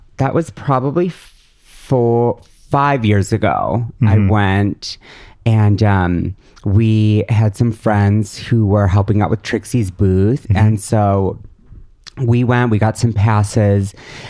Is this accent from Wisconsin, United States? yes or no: yes; Madison, Wisconsin, United States; moved away; also born or lived in Milwaukee; I grew up in Madison. Which is a beautiful liberal bubble of mm-hmm. Wisconsin.